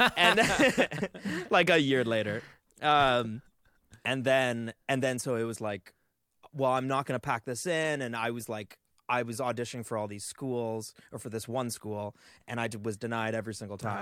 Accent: Canada; As a Canadian

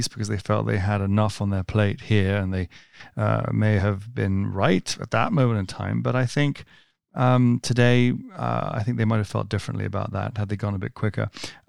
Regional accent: United States; I'm American, even though I don't sound it

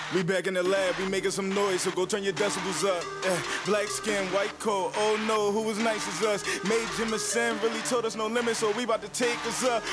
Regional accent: Ghana; moved away; I grew up in Ghana, um, in West mm-hmm. Africa.

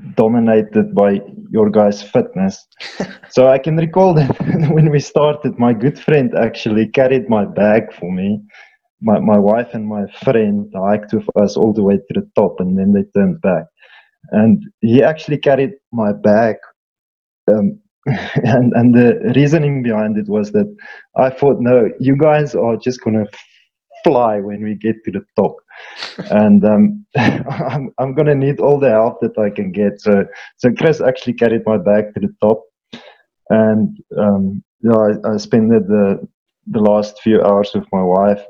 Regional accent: Eastern Free State, South Africa; I'm from the Eastern Free State, one of the most beautiful areas in our country

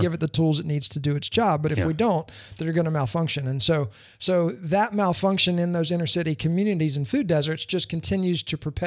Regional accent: Louisiana, United States; also born or lived in Leesburg, Florida; now in Winter Garden, United States; I grew up in Louisiana, but I've been here since 98

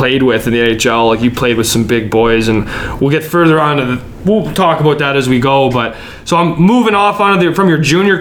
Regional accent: Calgary, Alberta, Canada; I'm from Calgary

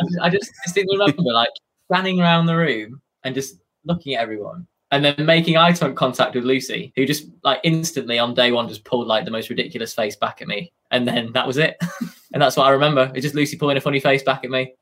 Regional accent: Cumbria, North West England, United Kingdom; I'm from Cumbria

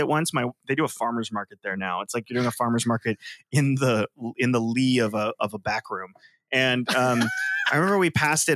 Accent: Palo Alto, California, United States; I grew up in Palo Alto, which is literally cited in textbooks as an example of hyper-economic segregation

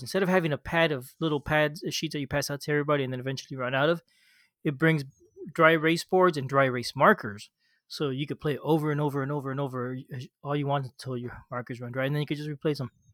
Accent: Florida, United States; I grew up in Florida, you know, near the ocean.

